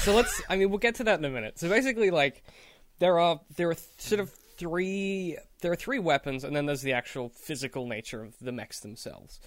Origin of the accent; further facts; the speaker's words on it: Australia; as an Australian